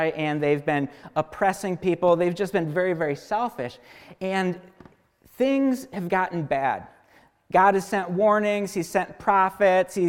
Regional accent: United States; as American Christians

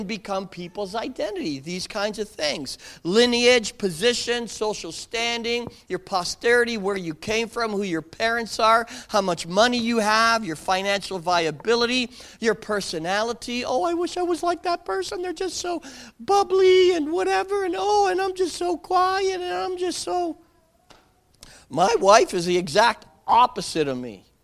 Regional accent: Canada; We in Canada

